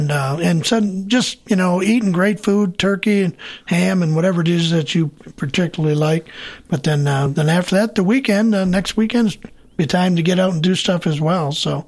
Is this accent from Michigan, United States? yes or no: yes; Michigan, United States; moved away; I'm not even from around here, but even where I grew up in Michigan